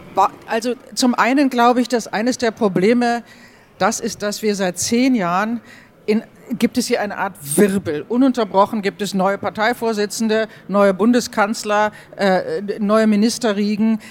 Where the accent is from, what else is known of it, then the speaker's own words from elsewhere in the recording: Germany; now in Austria; als Deutsche